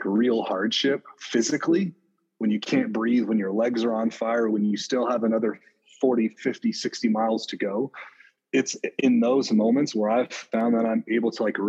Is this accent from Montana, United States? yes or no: yes; Montana, United States; right here in near my hometown